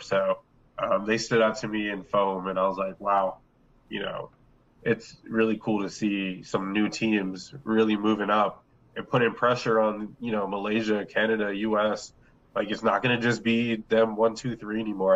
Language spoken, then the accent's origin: English; Delaware, United States; we're all from Delaware